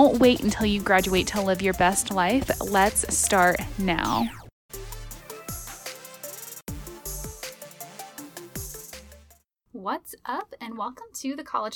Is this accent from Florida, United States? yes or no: yes; Florida, United States; now in Colorado, United States; I'm from Florida